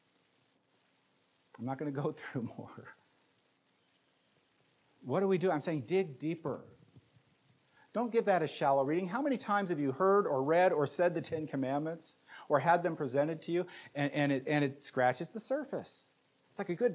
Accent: United States; we as American Christians

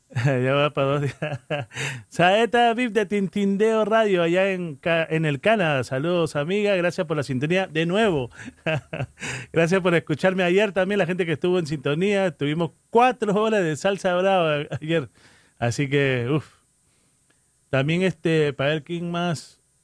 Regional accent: Peru; moved away; Soy peruano

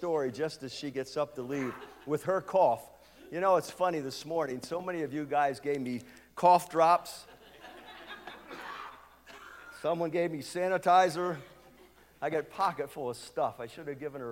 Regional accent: United States; moved away as an adult; also born or lived in Lancaster; I was born and raised on Light Street, up in the Heights

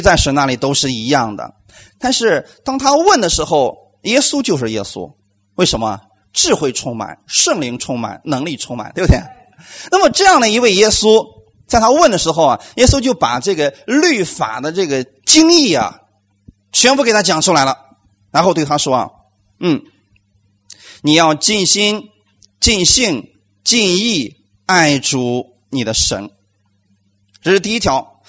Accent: China; 我们中国人这一块儿啊，我们最多到哪里？到四，到四啊

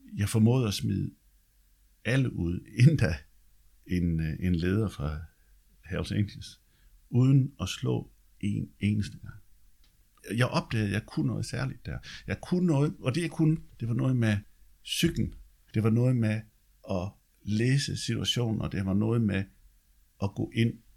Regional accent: Løjt Land, Southern Denmark, Denmark; moved away; der hvor jeg kommer fra, det er Løjtland

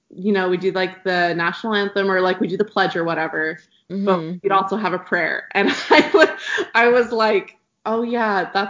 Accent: Terreton, Idaho, United States; I'm from Idaho. It's um, a, I'm from a really small town called Terreton, um, for most people who are probably listening to the podcast, it's about 30 minutes from BYUI.

